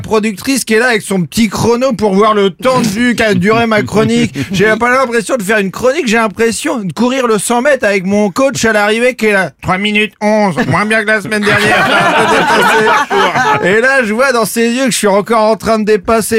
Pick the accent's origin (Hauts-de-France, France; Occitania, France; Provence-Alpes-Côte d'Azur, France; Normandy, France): Normandy, France; Caen; on vient tous les deux de Caen